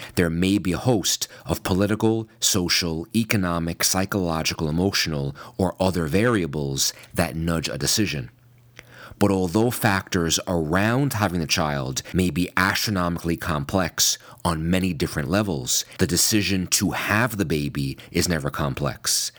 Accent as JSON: {"language": "English", "region": "New York", "country": "United States", "said": "in my home state of New York"}